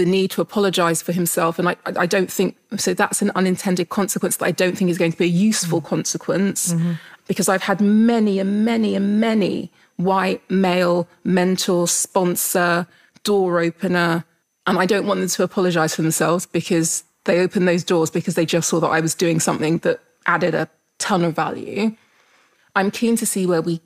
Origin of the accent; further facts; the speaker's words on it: Jamaica; being Jamaican